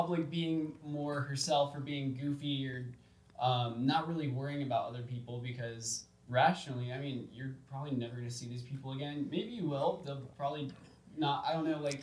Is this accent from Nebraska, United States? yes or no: no; Georgia, United States; moved away; the people, from Georgia, from my hometown